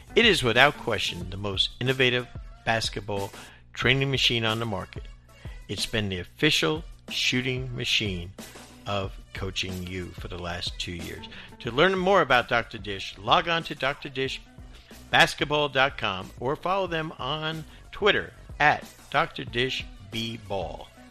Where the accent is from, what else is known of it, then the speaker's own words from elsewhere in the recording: New Jersey, United States; moved away as an adult; I grew up in New Jersey